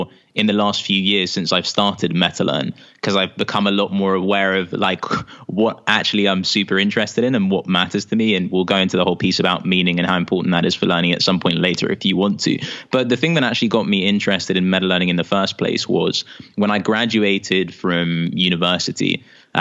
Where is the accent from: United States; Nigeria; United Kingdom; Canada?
United Kingdom; London; accent: British; I grew up in London, here in the UK.